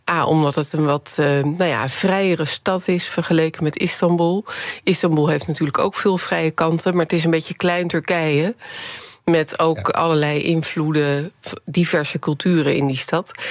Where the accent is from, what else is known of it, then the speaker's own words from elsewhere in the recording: Rotterdam, South Holland, Netherlands; born there; Eh, ja, ik ben inderdaad geboren in Rotterdam, maar mijn eerste 15 jaar ben ik daar vrijwel jaarlijks naartoe gegaan.